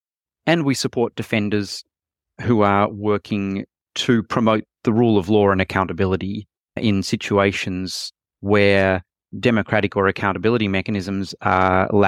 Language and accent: English; Australia; I'm from Australia and was based in Australia at the time.